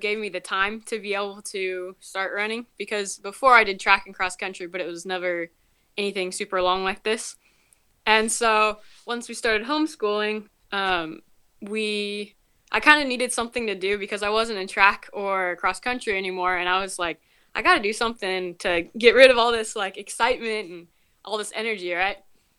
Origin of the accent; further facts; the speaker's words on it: Washington, United States; born there; also born or lived in various states; So we moved around a little bit. I was born in Washington. We moved to a couple different states, and my siblings were all born in different states except for the two last ones.